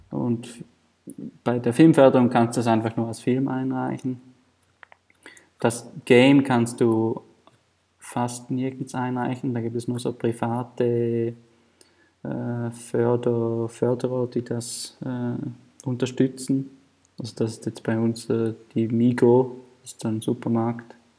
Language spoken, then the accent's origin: German; Thurgau, Switzerland; ich bin in Thurgau aufgewachsen. Das ist neben der Bodensee.